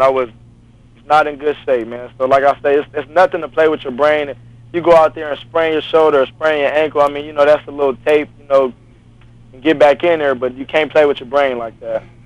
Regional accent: Los Angeles, California, United States; I was born and raised in Los Angeles, California, Crenshaw area

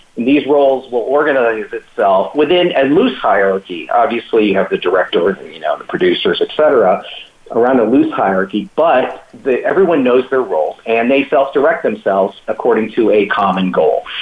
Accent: Hawaii, United States; I'm from Hawaii, uh, and you know, uh, there's uh, it's a melting pot for Asian, you know, diversity

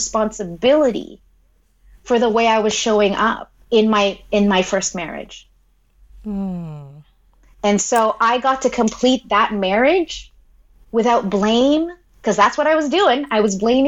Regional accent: Philippines; I'm Filipino

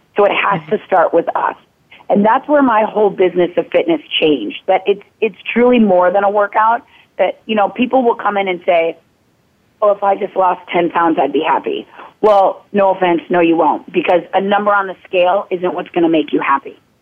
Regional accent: Minnetonka, Minnesota, United States; moved away as an adult; now in California, United States; I grew up in Minnetonka, Minnesota

